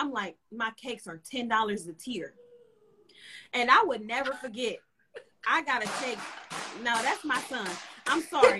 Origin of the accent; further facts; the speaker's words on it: Cleveland, Ohio, United States; I'm from Cleveland, Ohio, 216.